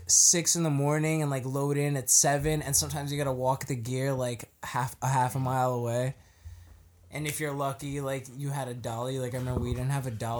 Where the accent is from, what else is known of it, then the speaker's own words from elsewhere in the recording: New York, United States; We're from New York